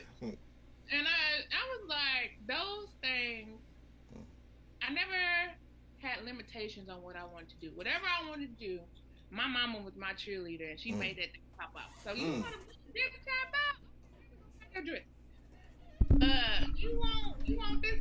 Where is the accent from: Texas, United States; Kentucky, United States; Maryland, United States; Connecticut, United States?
Kentucky, United States; also born or lived in Tennessee; I'm a Southern girl. I'm from Kentucky. We Southern Belles.